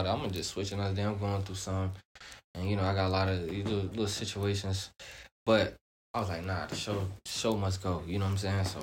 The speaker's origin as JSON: {"language": "English", "country": "Nigeria", "said": "My mom, my dad. You feel me? I'm from Nigeria, so you know, West African."}